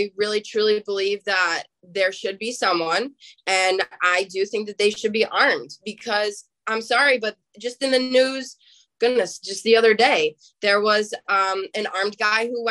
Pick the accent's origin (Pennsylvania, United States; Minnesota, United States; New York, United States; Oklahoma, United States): New York, United States; Buffalo; I'm from the Buffalo area